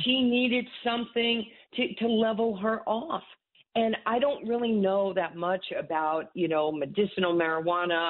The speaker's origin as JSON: {"language": "English", "town": "New York City", "region": "New York", "country": "United States", "tie": "born or raised there", "said": "Growing up in Far Rock"}